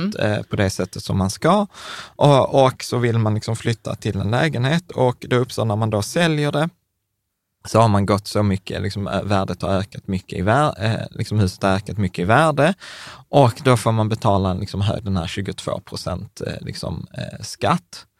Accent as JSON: {"language": "Swedish", "town": "Malmö", "region": "Skåne", "country": "Sweden", "said": "vi är Malmöbor."}